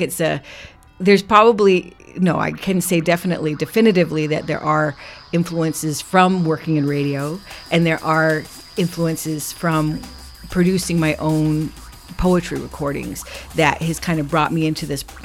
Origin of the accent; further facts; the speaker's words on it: Six Nations, Ontario, Canada; moved away as an adult; now in Victoria, Canada; I am Mohawk Tuscarora from Six Nations, and I live here on traditional Coast Salish territory for 22 years